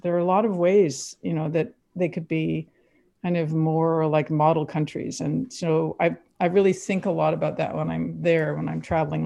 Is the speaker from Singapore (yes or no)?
no; Quebec, Canada; now in United States; I grew up in Quebec. I've s-, spoke really fluent French at the time